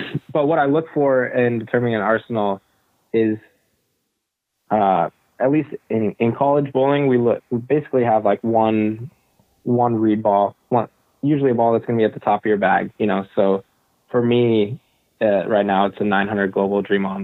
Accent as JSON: {"language": "English", "town": "San Diego", "region": "California", "country": "United States", "tie": "born or raised there", "said": "I grew up in San Diego"}